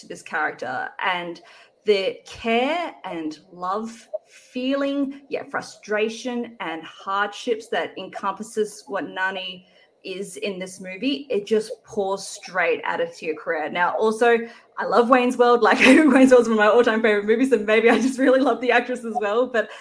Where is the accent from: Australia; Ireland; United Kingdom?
Australia; Growing up, obviously, as an Australian